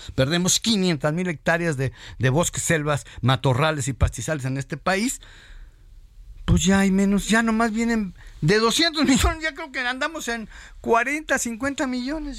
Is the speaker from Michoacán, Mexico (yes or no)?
yes; Michoacán, Mexico; yo soy michoacano